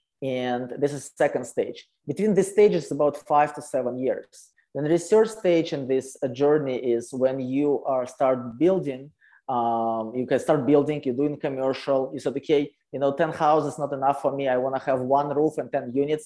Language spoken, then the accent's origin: English; Russia; English is a second language; moved away as an adult; also born or lived in Calgary, Canada; now in Canada; I am original from Russia, you know, poor Russia. And so I came to Canada about 12 years ago